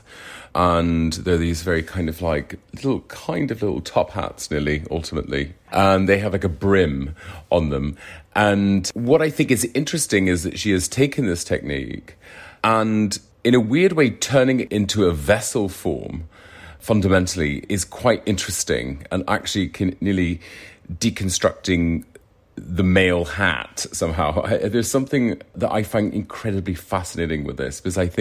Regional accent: Ireland; moved away; I'm originally from Ireland

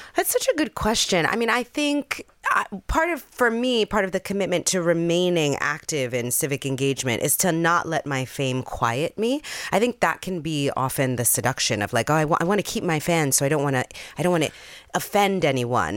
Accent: New York City, New York, United States; I grew up in the Bronx in Jamie Towers

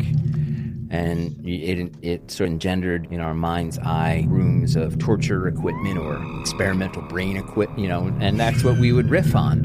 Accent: Long Island, New York, United States; also born or lived in Queens, New York; Growing up on Long Island as a child of the 60s, we did the great suburban migration from Queens when I was 2 years old.

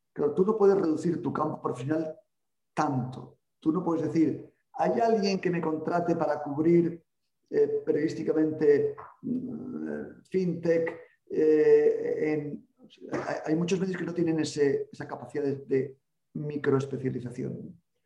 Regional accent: Salamanca, Castile and León, Spain; now in Pamplona, Spain; nací en Salamanca

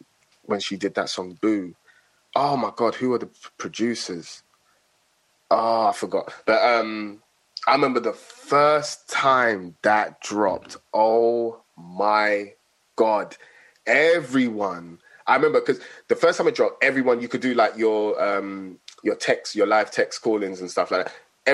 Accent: Nigeria; Even me being a Nigerian, my dad used to listen to reggae as well.

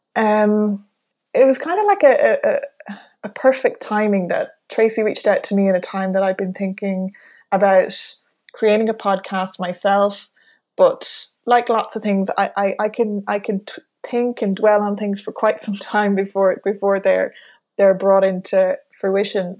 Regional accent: Mayo, Connacht, Ireland; I'm from the country. I'm from Mayo.

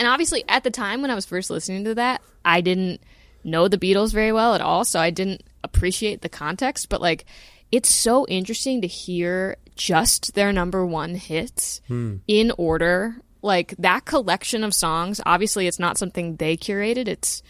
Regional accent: Louisville, Kentucky, United States; I mean, yeah, it's a nice place. Very green. You know, it's I'm trying to think. It felt like a pretty, you know, normal place. I was lucky. I lived on a street that had lots of kids on it growing up.

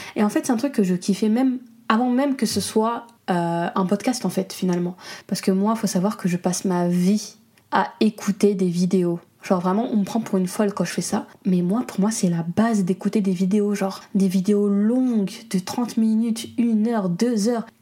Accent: Comoros; je suis comorienne

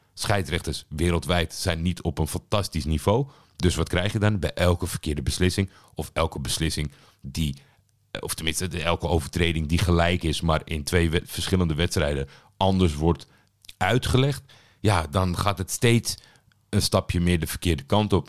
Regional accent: Netherlands; Ik ben natuurlijk opgegroeid in Nederland

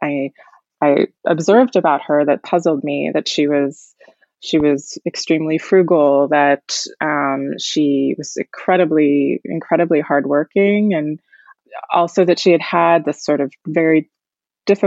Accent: United States; I grew up in the United States, but very close to my grandmother, who had emigrated from the Soviet Union in the 1960s

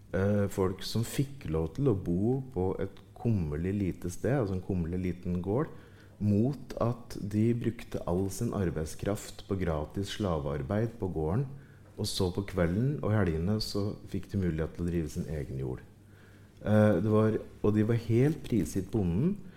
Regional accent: Ringsaker, Innlandet, Norway; I Ringsaker kommune, der jeg vokste opp

